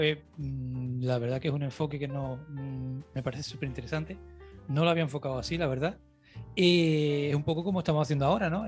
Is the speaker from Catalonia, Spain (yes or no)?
no; Cádiz, Andalusia, Spain; moved away; also born or lived in the island (unspecified); Yo soy de Cádiz. Yo vine en el 95, de Cádiz capital. Yo vine en el 95 aquí a la isla